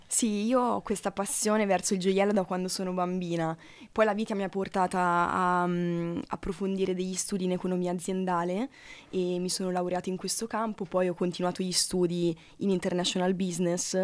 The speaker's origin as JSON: {"language": "Italian", "town": "Sansepolcro", "region": "Tuscany", "country": "Italy", "tie": "born or raised there", "said": "sono eh. di origine toscana e sono nata a Sansepolcro"}